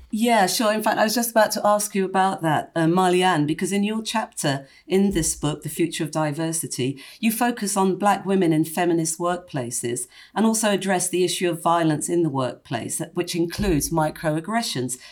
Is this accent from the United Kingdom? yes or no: yes; London, United Kingdom; when I was growing up in, in, in London